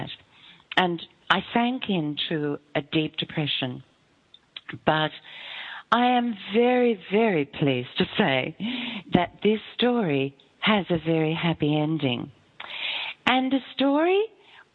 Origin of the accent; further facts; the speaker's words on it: Melbourne, Victoria, Australia; moved away as an adult; we come from Melbourne, but for a long time we lived in northern Victoria